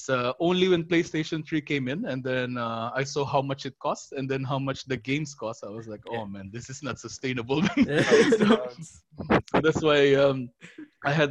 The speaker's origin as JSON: {"language": "English", "country": "Philippines", "tie": "born or raised there", "moved": "yes", "said": "Because I grew up in the Philippines. I was originally from Philippines."}